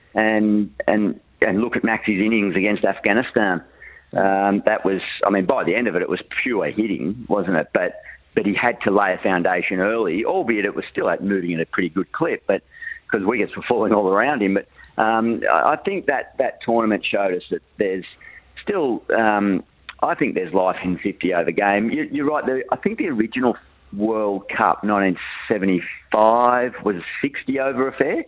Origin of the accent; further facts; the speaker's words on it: northern New South Wales, Australia; back in my hometown. He was he was catching up with my parents and Mel's parents over there in northern New South Wales